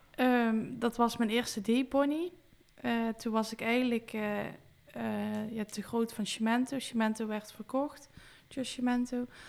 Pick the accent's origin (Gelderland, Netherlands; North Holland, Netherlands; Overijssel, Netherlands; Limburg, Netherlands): Limburg, Netherlands; Weert; ik ben geboren in Weert